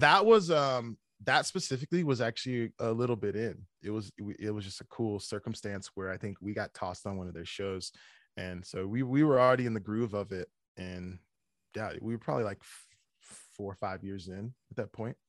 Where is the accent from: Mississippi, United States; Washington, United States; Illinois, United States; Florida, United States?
Illinois, United States; Chicago; also born or lived in Evergreen Park; I grew up, I grew up in Chicago. Uh, it was a, it's a, it's a town called Evergreen Park